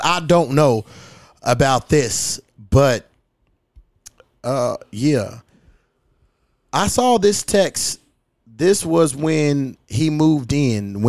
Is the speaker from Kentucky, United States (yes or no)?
yes; Louisville, Kentucky, United States; my hometown